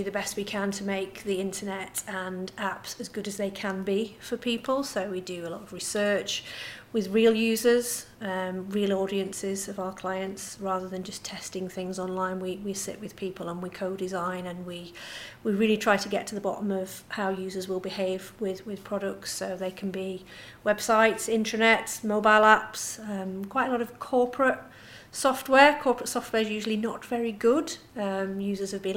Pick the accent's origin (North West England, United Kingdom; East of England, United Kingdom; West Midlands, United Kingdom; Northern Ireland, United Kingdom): North West England, United Kingdom; Cumbria; as you can tell from my lovely Swedish. I'm from the Swedish suburb of Cumbria.